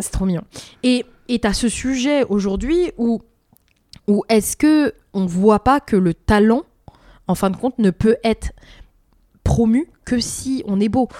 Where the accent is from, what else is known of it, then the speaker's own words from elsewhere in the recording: France; nous, en tant que Français